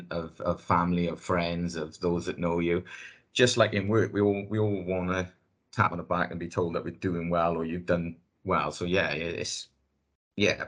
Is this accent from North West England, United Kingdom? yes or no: no; Wales, United Kingdom; accent: thick Welsh; my thick Welsh accent